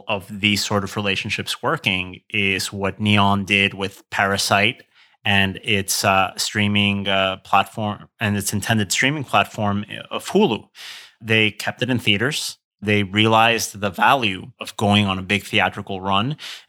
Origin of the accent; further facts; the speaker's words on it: Querétaro, Mexico; I'm fortunate that the formative cinema experience that I have is still around in my hometown of Querétaro in Mexico, but it's under a different name.